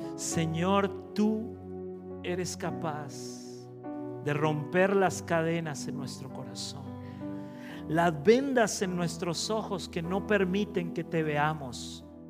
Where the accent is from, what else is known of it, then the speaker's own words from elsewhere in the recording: Costa Rica; yo soy de Centroamérica, de Costa Rica